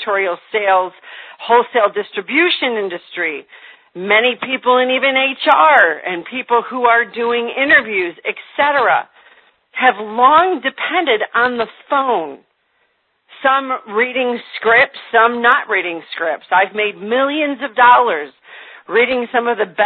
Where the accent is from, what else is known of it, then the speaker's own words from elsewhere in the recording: Michigan, United States; moved away as an adult; now in Indiana, United States; I'm calling you from Indiana, where I have lived for the last 4 years. I'm born and raised in Michigan.